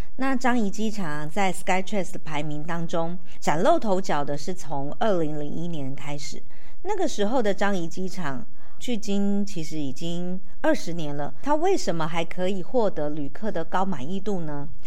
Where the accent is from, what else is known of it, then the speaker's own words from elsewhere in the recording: Taiwan; 其实不是只有我们台湾人很想出国